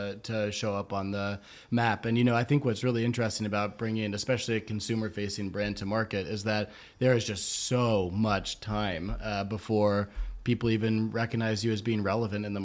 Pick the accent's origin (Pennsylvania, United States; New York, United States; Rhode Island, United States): Rhode Island, United States; Providence; also born or lived in Nashville, Tennessee; now in Lewisburg, United States; I grew up in Providence, Rhode Island